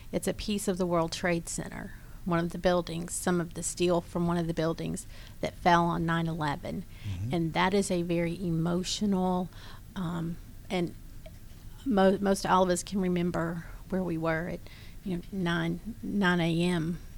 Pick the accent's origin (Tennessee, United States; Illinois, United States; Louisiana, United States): Tennessee, United States; Crossville; moved away as an adult; also born or lived in Birmingham, Alabama; now in Suwanee, United States; I was born in God's country, Crossville, Tennessee. Um, moved to Birmingham after going to Tennessee, University of Tennessee